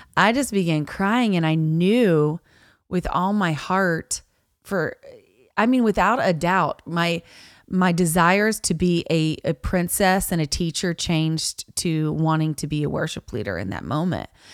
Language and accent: English; Niceville, Florida, United States; I grew up in Niceville